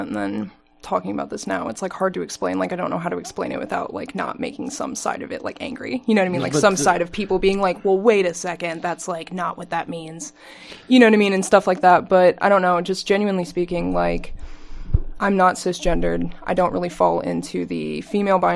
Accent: Avon, Indiana, United States; now in Bloomington, United States; I'm actually from Avon, Indiana

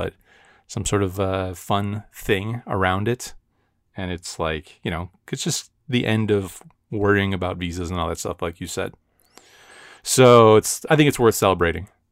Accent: United States

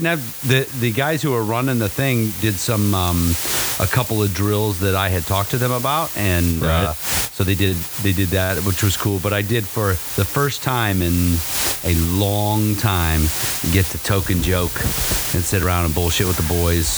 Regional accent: Ohio, United States; And I'm in Ohio. I'm from Ohio

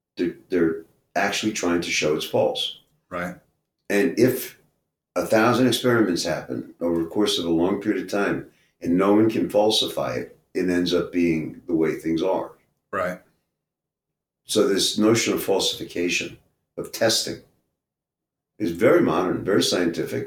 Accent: New York City, New York, United States; I grew up in Brooklyn

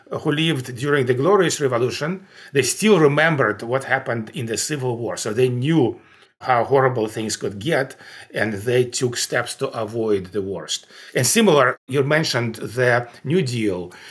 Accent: Russia; English is a second language; I grew up in the Soviet Union, and by the time when I grew up, it was not an evil empire by any means.

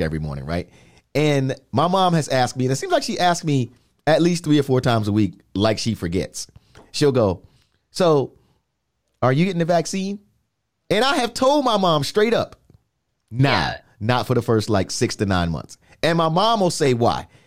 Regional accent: New York, United States; growing up in New York

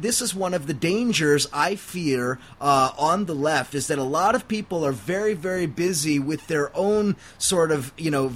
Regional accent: Huntington Beach, California, United States; my own hometown in Huntington Beach, California

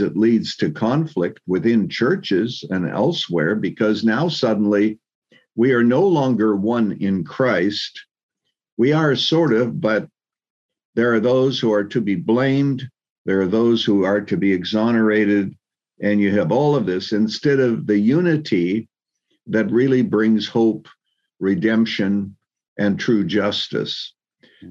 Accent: Canada; moved away as an adult; also born or lived in Chicago, United States; now in United States; actually born and raised in Canada

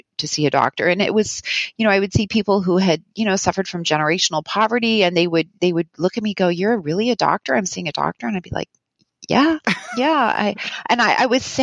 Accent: Winnipeg, Manitoba, Canada; moved away as an adult; I grew up in Winnipeg

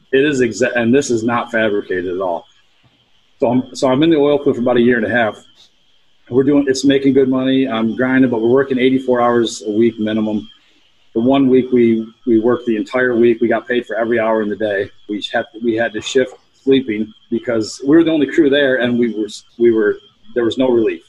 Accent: Pennsylvania, United States; my home state in Altoona

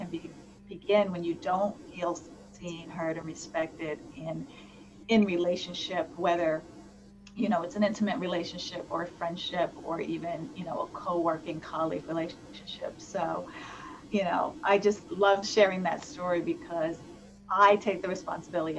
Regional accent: East Coast / New York, United States; moved away; I'm from the East Coast originally, so I'm a little bit of that, like, that tough New York exterior

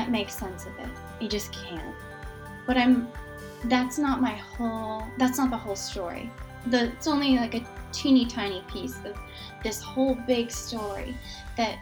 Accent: Michigan, United States; moved away; We are originally from Michigan. I grew up in Michigan.

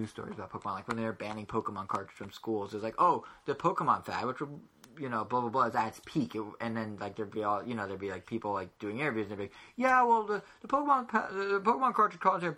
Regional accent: United States; I'm American

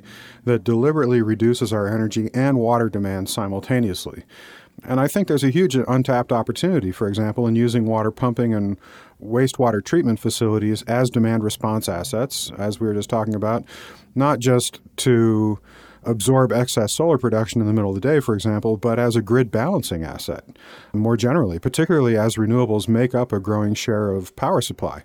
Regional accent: Tucson, Arizona, United States; I grew up in Tucson

